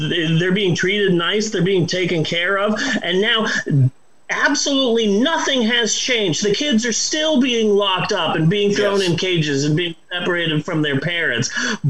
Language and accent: English; Phoenix, Arizona, United States; Cool, I've never gone skiing, I'm from Phoenix.